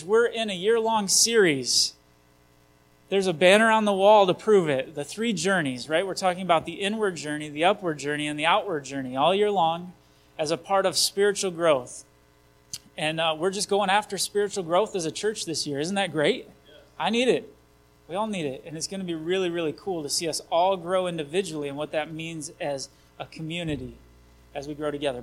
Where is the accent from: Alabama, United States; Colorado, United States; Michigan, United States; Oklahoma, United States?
Michigan, United States; Vicksburg; I grew up in Vicksburg, just that way a little bit.